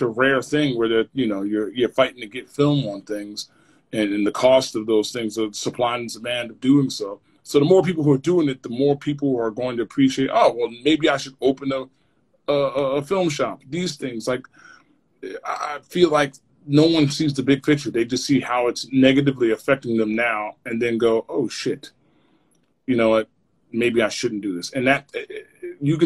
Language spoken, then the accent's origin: English; Maplewood, New Jersey, United States; I grew up in Maplewood